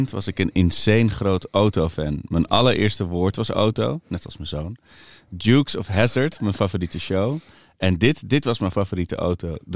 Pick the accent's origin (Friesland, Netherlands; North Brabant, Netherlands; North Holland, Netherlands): North Holland, Netherlands; Amsterdam; Ja, ja geboren en getogen. Ja, hoe, eh, hoe, was dat? Nou ja, ik had zelf eh, een... Ik ben geboren in de Bijlmer.